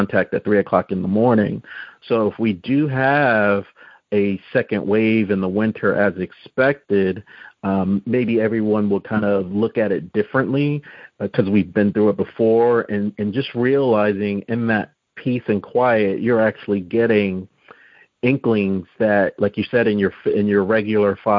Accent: New Jersey, United States; we're both from New Jersey

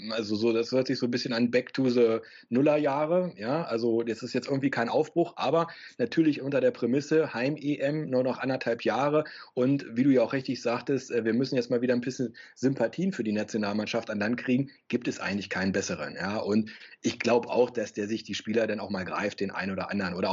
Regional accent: Harz, Germany; born there; im Harz geboren, kann aber nur Schlitten fahren

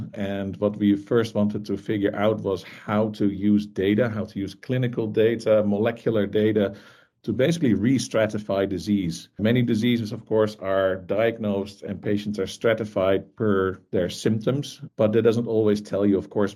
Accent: Netherlands; I grew up in the Netherlands, as I'm sure is very obvious

